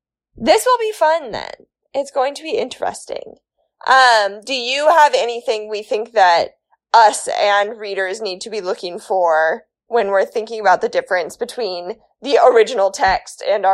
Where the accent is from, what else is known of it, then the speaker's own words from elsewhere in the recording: Kansas, United States; We are from Kansas.